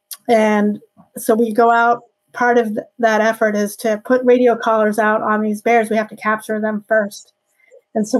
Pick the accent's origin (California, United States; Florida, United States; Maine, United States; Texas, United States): Maine, United States; So I'm a Mainer. I grew up here in Maine.